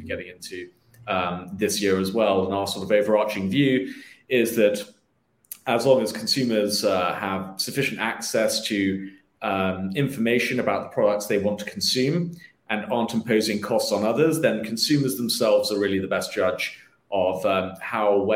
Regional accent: United Kingdom; moved away as an adult; also born or lived in London; now in United States; I'm originally from the United Kingdom. I moved here in about 2015 for work.

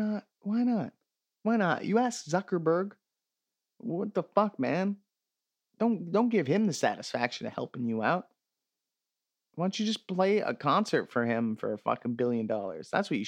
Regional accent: Canada; as a Canadian

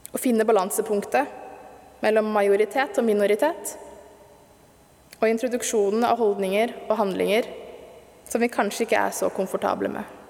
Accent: Stokke, Vestfold, Norway; da jeg vokste opp i Stokke på 80- og 90-tallet

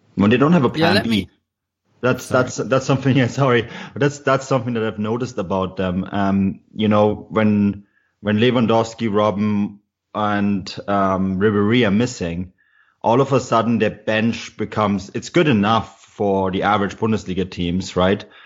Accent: Munich, Bavaria, Germany; now in Canada; I'm actually born and raised in Munich

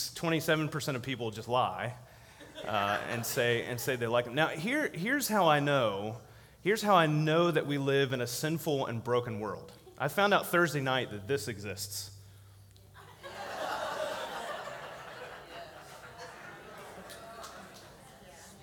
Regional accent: Virginia, United States; Virginia, my home state

